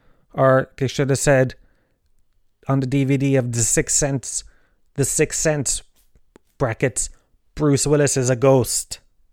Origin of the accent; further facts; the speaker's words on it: Tralee, Munster, Ireland; I grew up in the Gallows Field, Tralee